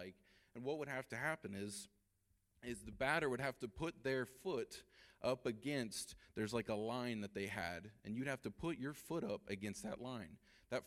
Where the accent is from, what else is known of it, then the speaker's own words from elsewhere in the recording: Ohio, United States; we're from Ohio